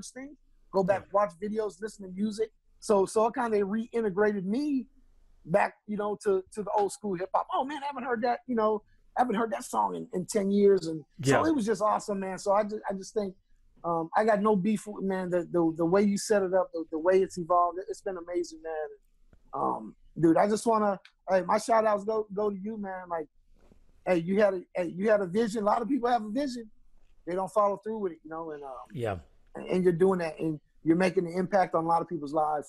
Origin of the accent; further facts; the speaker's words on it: Miami, Florida, United States; now in Arizona, United States; I grew up in Miami